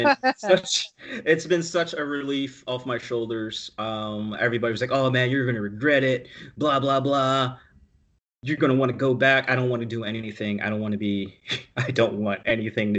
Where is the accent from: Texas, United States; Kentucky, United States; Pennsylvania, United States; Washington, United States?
Pennsylvania, United States; Philadelphia; I grew up in Germantown